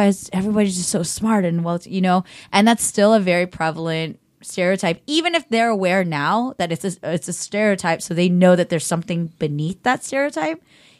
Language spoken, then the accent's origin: English; United States; Like, you know, being Korean American, we're the highest in the freaking world of liquor consumption.